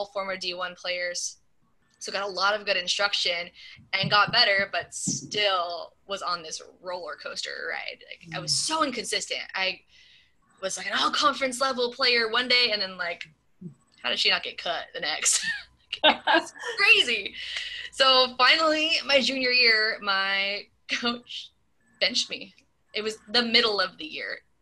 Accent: Southern California, United States; moved away; I grew up in Southern California.

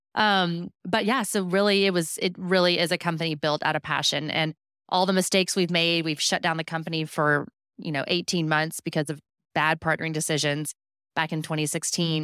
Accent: Houston, Texas, United States; I grew up in Houston

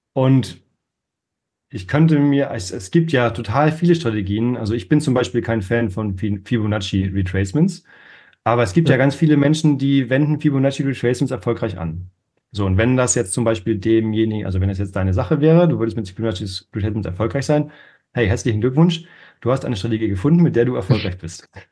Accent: Northern Germany, Germany; Ich bin ähm, aufgewachsen in Norddeutschland

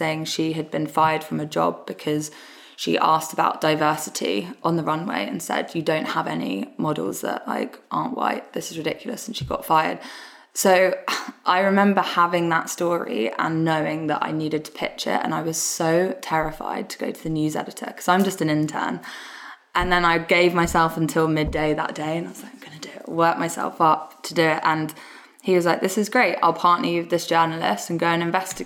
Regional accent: London, United Kingdom; So I grew up in Southeast London, in Lewisham.

